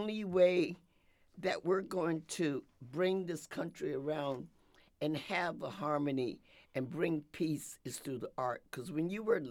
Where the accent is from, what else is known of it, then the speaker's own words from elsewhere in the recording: Philadelphia, Pennsylvania, United States; moved away; also born or lived in Connecticut; growing up in Philadelphia